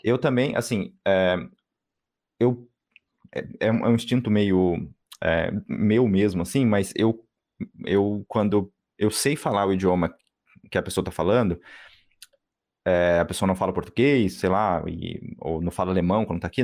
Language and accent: Portuguese; Brazil; moved away; nós, como brasileiros que moramos fora